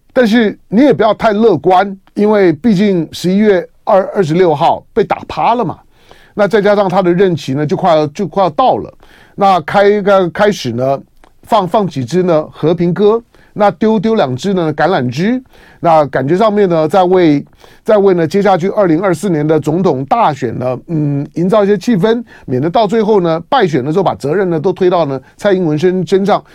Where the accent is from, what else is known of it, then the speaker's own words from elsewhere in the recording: Taiwan; 从我一个台湾人的角度来